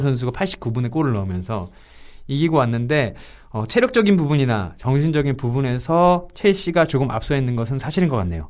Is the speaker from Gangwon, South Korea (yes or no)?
no; Seoul, South Korea; 서울 남자기 때문에